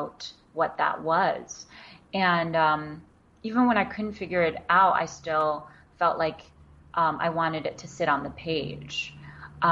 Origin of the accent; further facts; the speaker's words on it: New York City, New York, United States; English is a second language; also born or lived in China; I grew up in Queens in New York